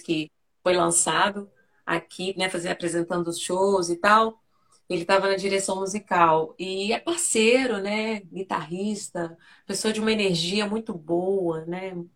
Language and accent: Portuguese; Belo Horizonte, Minas Gerais, Brazil; Nascida e criada em Belo Horizonte, né? Mineirinha aí da, do pão de queijo mesmo